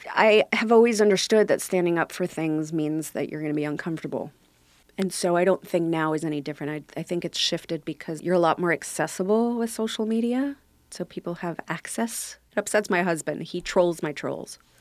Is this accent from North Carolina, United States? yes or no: no; New York City, New York, United States; also born or lived in Brooklyn, New York; we lived there until I was uh, four, and then uh, someone got shot in our neighborhood, and the bullet came through the front door of the house, and my parents moved us to Staten Island